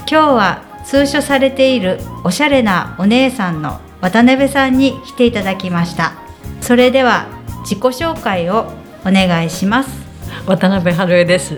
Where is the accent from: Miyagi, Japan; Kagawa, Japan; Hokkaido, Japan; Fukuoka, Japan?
Hokkaido, Japan; Rikubetsu; 一番寒いところの陸別です。